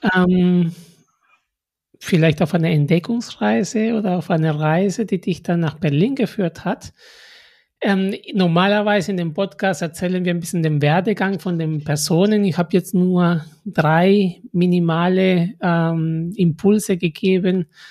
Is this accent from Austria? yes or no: no; Peru; now in Germany; meine Mutter hat immer gehofft, dass ich nach Peru zurückkomme